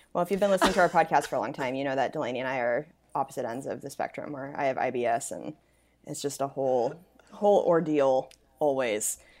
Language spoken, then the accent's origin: English; Spokane, Washington, United States; moved away; my hometown, Spokane.